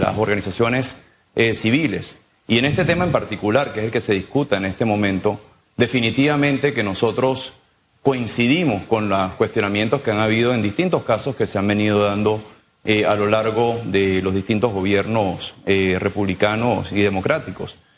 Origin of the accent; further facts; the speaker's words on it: Panama; nosotros como sector privado, como panameños